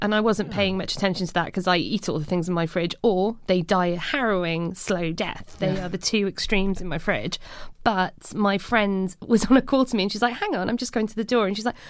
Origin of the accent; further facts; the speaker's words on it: Cardiff, Wales, United Kingdom; moved away; I'm from Cardiff